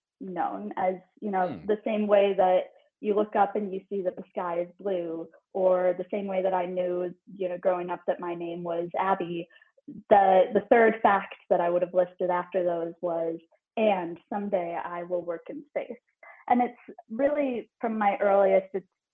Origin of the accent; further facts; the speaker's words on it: Minneapolis, Minnesota, United States; also born or lived in St. Paul, Minnesota; I spent exactly half of my childhood in St. Paul. And then when I was 9 years old, we moved to Minneapolis